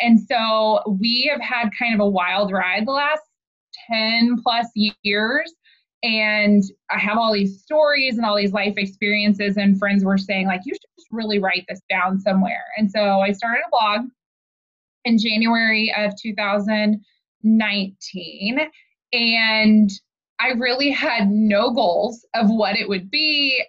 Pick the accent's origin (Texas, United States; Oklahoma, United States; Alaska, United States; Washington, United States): Oklahoma, United States; moved away as an adult; now in Kansas City, United States; I grew up in Oklahoma. My husband and I both are from Oklahoma. Born and raised, went to college there